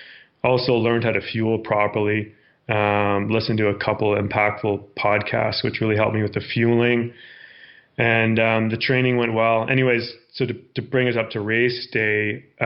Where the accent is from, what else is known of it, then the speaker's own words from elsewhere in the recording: Victoria, British Columbia, Canada; I grew up in Victoria, BC, so lots of amazing trails and terrain to run there.